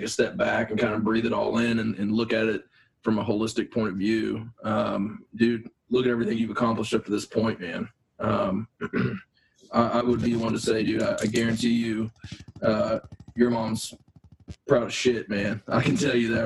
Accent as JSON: {"language": "English", "region": "Appalachia", "country": "United States", "said": "coming from Appalachia, we kind of live in a sheltered area from other cultures"}